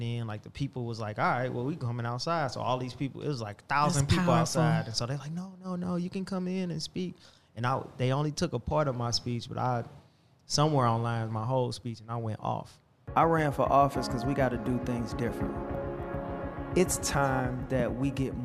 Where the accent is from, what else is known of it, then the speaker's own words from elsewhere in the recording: St. Louis, Missouri, United States; I'm from 4300 Gibson. I'm from the South Side